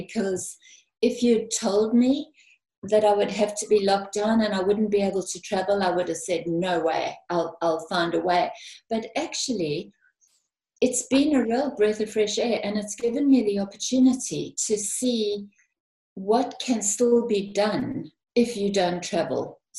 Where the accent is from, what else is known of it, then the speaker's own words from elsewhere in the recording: South Africa; now in United Kingdom; Yes, I came from South Africa and I came to the UK.